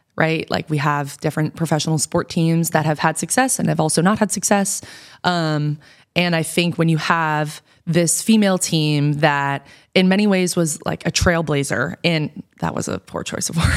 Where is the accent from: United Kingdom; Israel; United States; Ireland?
United States; New York; moved away as an adult; now in Portland, United States; I'm from New York